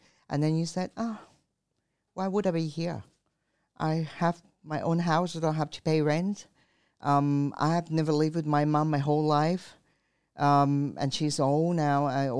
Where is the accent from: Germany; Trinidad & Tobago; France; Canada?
France; now in Thailand; I grew up in France. I love wines.